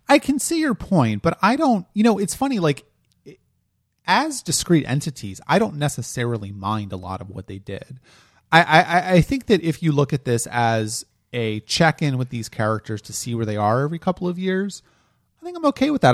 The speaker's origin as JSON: {"language": "English", "region": "Delaware", "country": "United States", "said": "I'm from Delaware"}